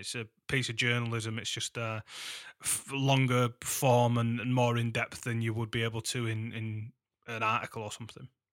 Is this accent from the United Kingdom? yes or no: yes; Huddersfield, Yorkshire and the Humber, United Kingdom; my hometown.